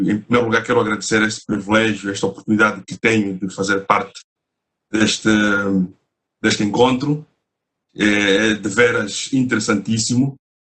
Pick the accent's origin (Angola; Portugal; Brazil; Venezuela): Angola; Eu falo da Angola, sou angolano